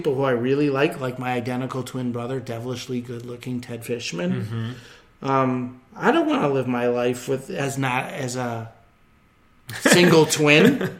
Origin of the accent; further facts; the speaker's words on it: Midwest, United States; I'm from the Midwest